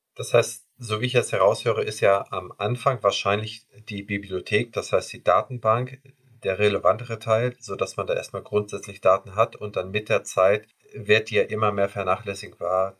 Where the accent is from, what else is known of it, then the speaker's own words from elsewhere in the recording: Schleswig-Holstein, Germany; Wir kommen ja hier aus dem Norden